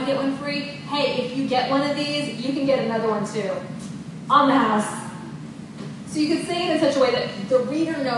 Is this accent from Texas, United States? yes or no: yes; Texas, United States; I'm from Texas